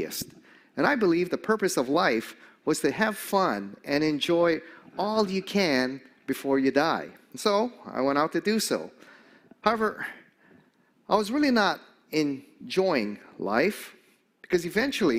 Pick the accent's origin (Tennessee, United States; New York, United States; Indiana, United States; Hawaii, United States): Hawaii, United States; I grew up here in Hawaii in a Japanese-American home